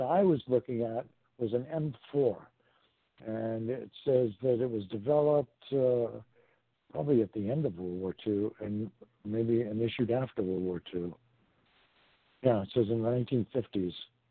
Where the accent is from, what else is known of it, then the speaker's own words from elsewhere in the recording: Worcester, Massachusetts, United States; my hometown, Worcester, Mass